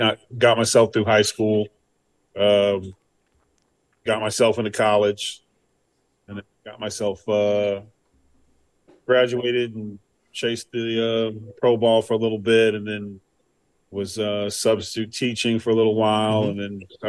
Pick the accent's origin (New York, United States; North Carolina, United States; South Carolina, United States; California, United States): California, United States; also born or lived in Lynn, Massachusetts; I grew up in Lynn, Massachusetts, until I was about seven, and then moved to California at that time.